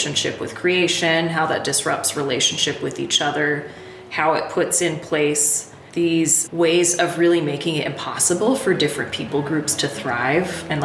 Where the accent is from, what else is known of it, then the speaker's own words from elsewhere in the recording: Pacific Northwest, United States; moved away as an adult; now in Nashville, United States; I grew up in the Pacific Northwest